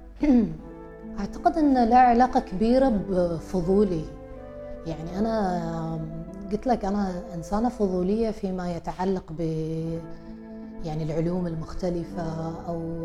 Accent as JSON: {"language": "Arabic", "country": "Oman", "said": "احنا عمانيين"}